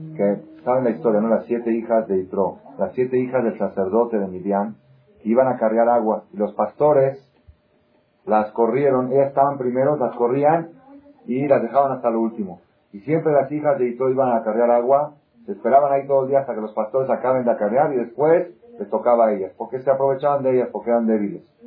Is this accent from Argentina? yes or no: yes; Argentina; also born or lived in Israel; now in Mexico; yo nací en Argentina, estudié 10 años en Israel y me casé con una mexicana